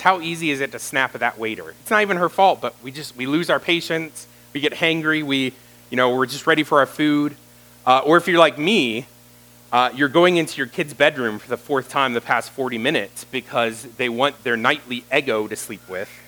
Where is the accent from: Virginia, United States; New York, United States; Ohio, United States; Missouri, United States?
Virginia, United States; Roanoke; I grew up in this area. I grew up in the Catawba and Roanoke area